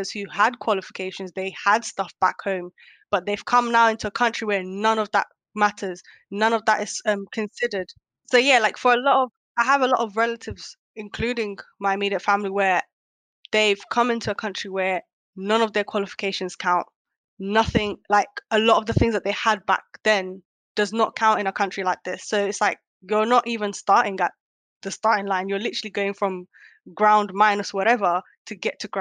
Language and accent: English; United Kingdom; also born or lived in Kenya / Netherlands; based on the upbringing in the UK as a British Somali